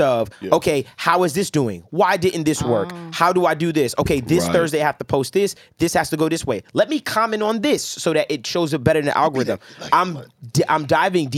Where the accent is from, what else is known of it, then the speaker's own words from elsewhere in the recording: New York City, New York, United States; I'm a New Yorker